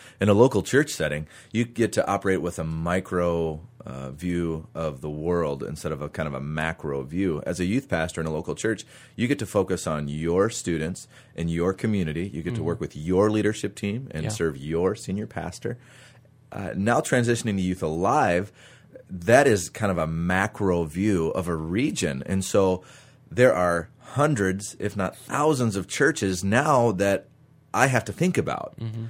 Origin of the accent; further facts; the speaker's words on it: Minnesota, United States; and so I actually had to borrow another church's student ministry on Wednesdays growing up in Minnesota.